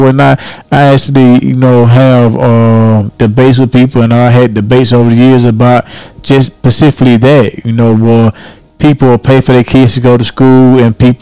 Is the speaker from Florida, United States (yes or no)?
yes; Florida, United States; I grew up in Florida